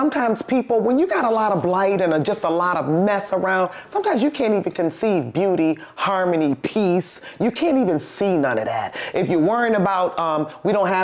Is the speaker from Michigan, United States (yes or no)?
yes; Highland Park, Michigan, United States; I was born in Highland Park, too. Detroit Osteopathic Hospital